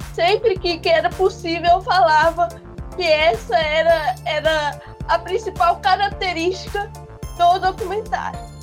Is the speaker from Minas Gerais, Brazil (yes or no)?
yes; Minas Gerais, Brazil; eu sou de Minas.